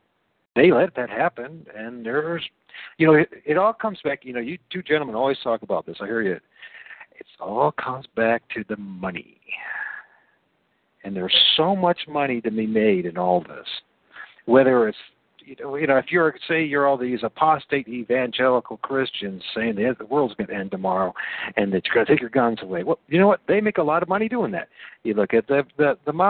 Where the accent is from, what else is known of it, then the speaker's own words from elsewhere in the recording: Toledo, Ohio, United States; I'm from Toledo, Ohio